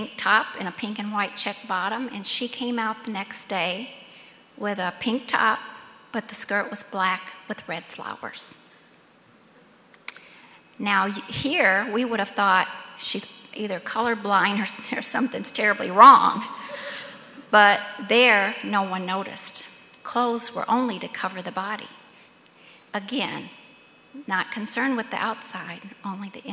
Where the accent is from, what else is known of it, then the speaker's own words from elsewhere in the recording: United States; we as American women